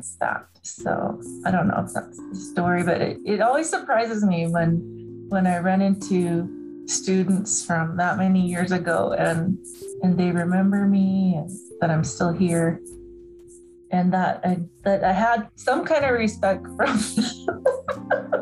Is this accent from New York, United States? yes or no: no; Southern California, United States; moved away as an adult; also born or lived in Navajo Nation; I grew up in Southern California